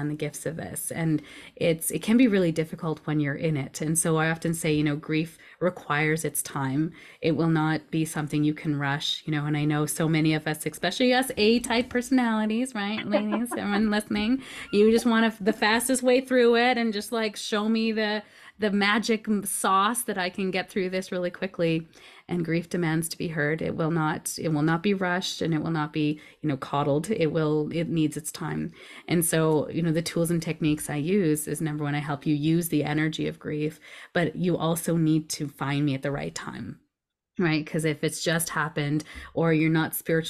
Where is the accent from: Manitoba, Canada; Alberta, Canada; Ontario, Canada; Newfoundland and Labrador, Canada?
Alberta, Canada; Edmonton; also born or lived in Toronto / Vancouver / Richmond / South Surrey; this is where I've kind of grew up most of my life. I was born in Toronto, and then we moved westward, each year until my brother was born here in Edmonton.